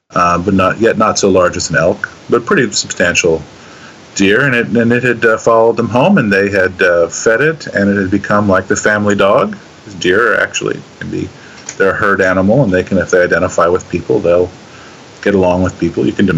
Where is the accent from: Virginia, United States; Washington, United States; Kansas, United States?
Kansas, United States; my home state of Kansas